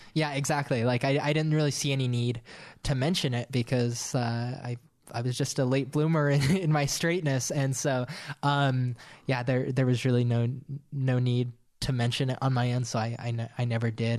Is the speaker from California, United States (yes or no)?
no; Monroe, Utah, United States; also born or lived in Richfield, Utah; I grew up in Richfield, Utah, and then we moved to Monroe